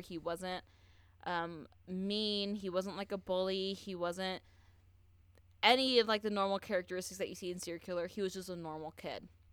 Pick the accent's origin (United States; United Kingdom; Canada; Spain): United States; Southern California; I'm from Southern California, and I know a lot of dudes from my high school that think they can hunt.